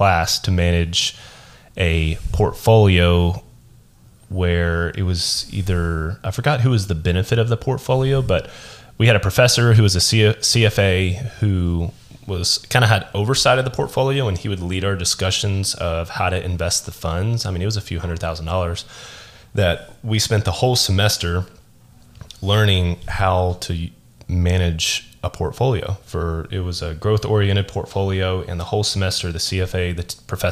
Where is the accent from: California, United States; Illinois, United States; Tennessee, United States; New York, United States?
Tennessee, United States; Smyrna; I was born and raised here in Smyrna.